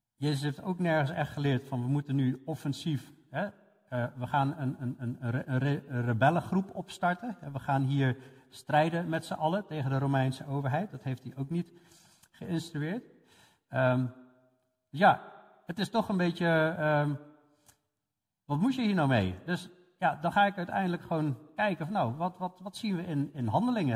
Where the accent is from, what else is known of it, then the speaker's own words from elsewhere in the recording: Netherlands; voor ons als Nederlanders